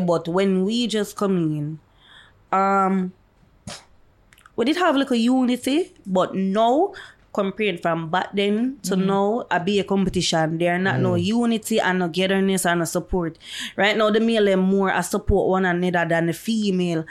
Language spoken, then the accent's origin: English; Jamaica; Me's a dancehall dancer. I am from Jamaica